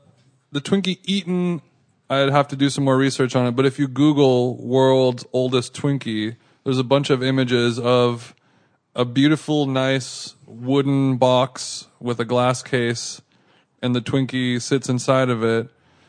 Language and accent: English; California, United States; I grew up in Southern California.